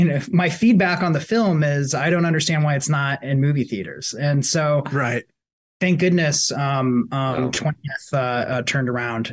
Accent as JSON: {"language": "English", "region": "Iowa", "country": "United States", "tie": "born or raised there", "said": "we're building a movie theater in our hometown where we grew up in Iowa right now."}